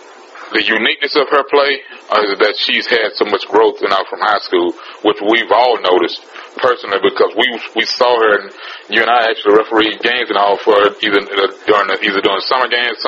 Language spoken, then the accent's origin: English; Houston, Texas, United States; being the three people that we are from Houston